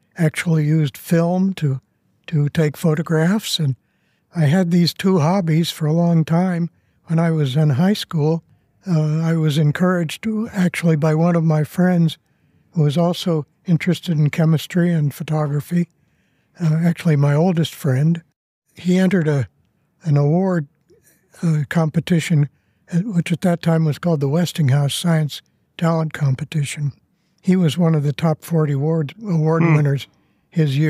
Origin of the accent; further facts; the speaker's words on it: Denver, Colorado, United States; I was born in a hospital that is no more called St. Luke's